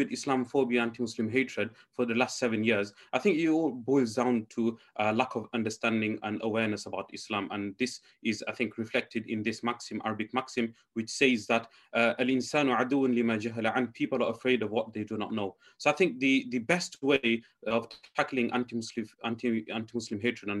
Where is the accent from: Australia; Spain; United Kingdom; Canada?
United Kingdom; Leicester, East Midlands; I'm from Leicester